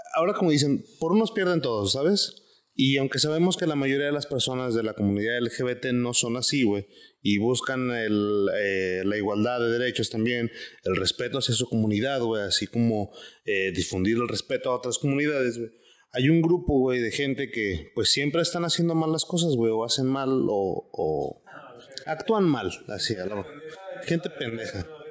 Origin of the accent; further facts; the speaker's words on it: Guadalajara, Jalisco, Mexico; ¿cómo supiste que soy tapatío, güey?